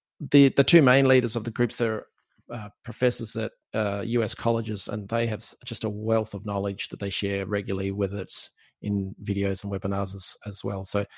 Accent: Australia; accent: Aussie; in case you want to hear my wonderful Aussie accent again.

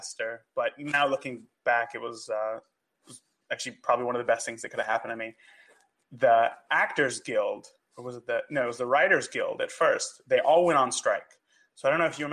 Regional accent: California, United States; moved away as an adult; now in Indianapolis, United States; I grew up in California, went to film school

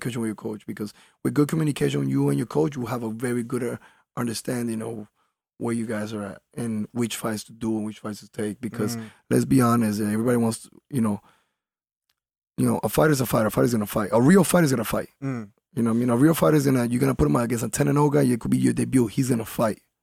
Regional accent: Colombia; now in Miami, United States; I was raised in Colombia. I wasn't born there.

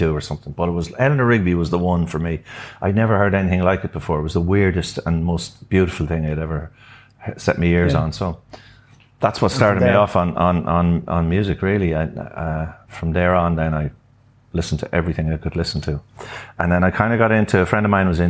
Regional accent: Sligo, Connacht, Ireland; also born or lived in Dublin; I born and bred in Sligo, came back to Sligo

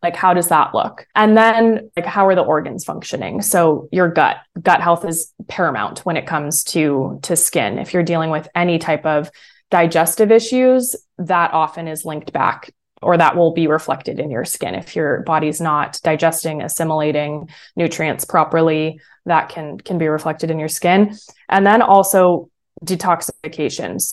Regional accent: San Francisco, California, United States; also born or lived in San Diego; I grew up in San Francisco, California, that area.

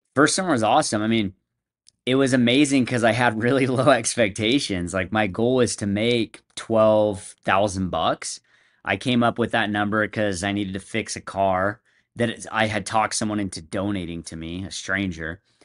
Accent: San Diego, California, United States; moved away as an adult; now in Utah, United States; I moved up to Utah from San Diego. That's where I'm from.

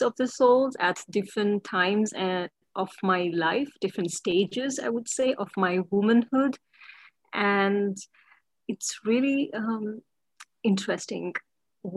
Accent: India; moved away as an adult; also born or lived in London; I come from India, actually. I'm born in India

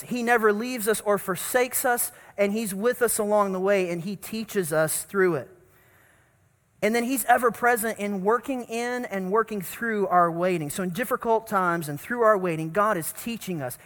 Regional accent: North Carolina, United States; growing up in North Carolina at the First Baptist Church that I grew up

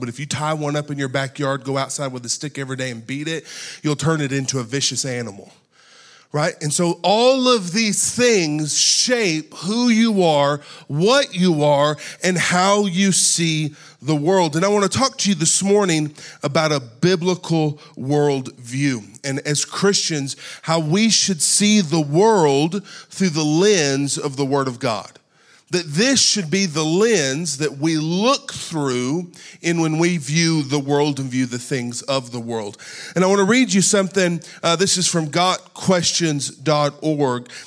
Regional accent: United States; We are born and raised in America

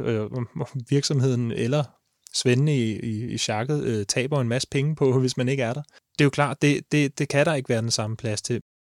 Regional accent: Ishøj, Capital Region of Denmark, Denmark; Jeg er fra Ishøj, og jeg er tømmerlærling

